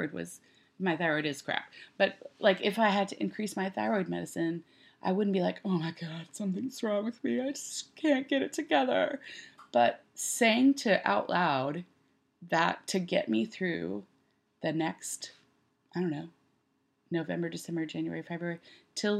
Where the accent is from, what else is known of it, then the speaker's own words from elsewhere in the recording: Texas, United States; now in Nashville, United States; I grew up in Texas